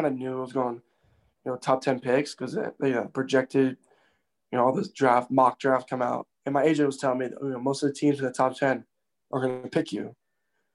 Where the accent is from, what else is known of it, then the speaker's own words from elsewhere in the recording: Miami, Florida, United States; also born or lived in Broward County, Florida; I'm from Miami